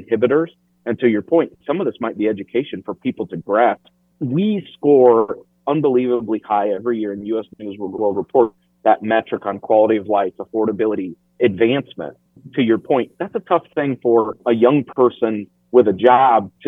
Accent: Iowa, United States; moved away as an adult; also born or lived in London / Washington, D.C.; I lived in London. I've lived in Washington, D.C. I'm from Iowa, and I came back.

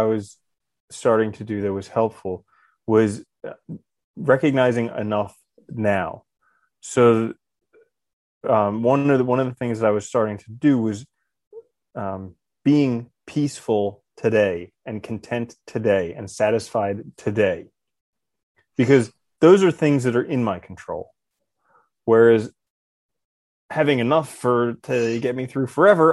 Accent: New Jersey, United States; when I was a kid and we grew up in Jersey, which is the blueberry capital of the world

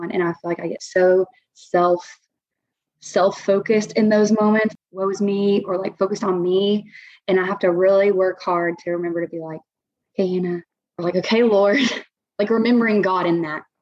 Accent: Chattanooga, Tennessee, United States; now in Augusta, United States; so I'm not from the Augusta area. I'm actually from Chattanooga, Tennessee.

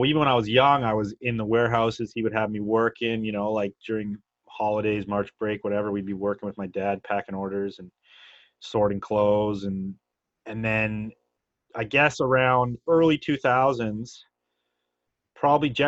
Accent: near Niagara Falls, Ontario, Canada; also born or lived in Vermont; now in Squamish, Canada; I grew up near Niagara Falls

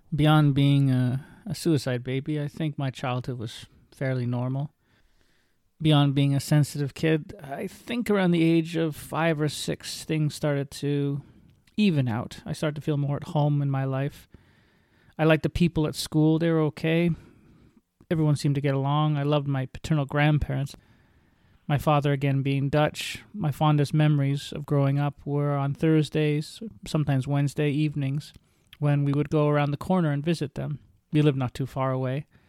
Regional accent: St. Catharines, Ontario, Canada; I was born and raised in Saint Catharines, Ontario

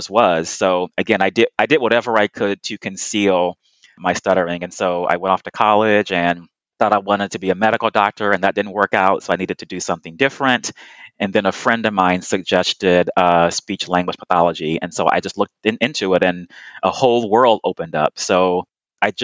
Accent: Houston, Texas, United States; I was born and raised in Houston, Texas

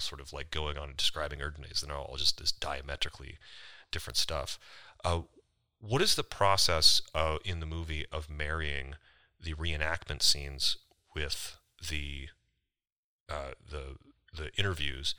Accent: United States; accent: American; my American accent

